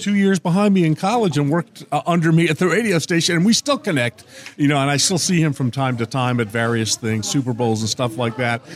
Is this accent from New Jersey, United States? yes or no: yes; northern New Jersey, United States; moved away; I grew up just outside New York City in northern Jersey